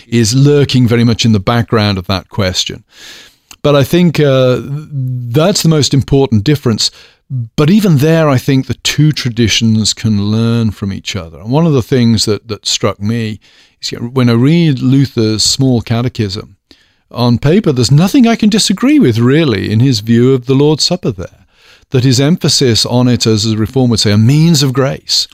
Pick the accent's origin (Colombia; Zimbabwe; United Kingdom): United Kingdom; moved away as an adult; now in United States; as a British person